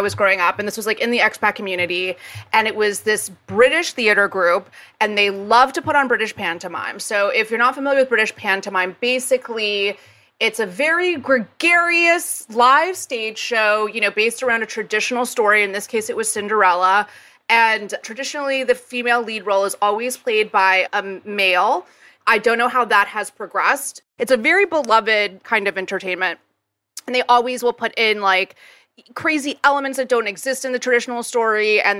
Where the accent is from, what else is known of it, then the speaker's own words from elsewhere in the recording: Jakarta, Indonesia; So I grew up in Jakarta, Indonesia.